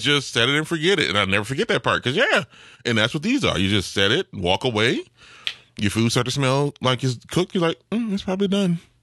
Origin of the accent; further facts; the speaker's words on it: New Orleans, Louisiana, United States; I'm from New Orleans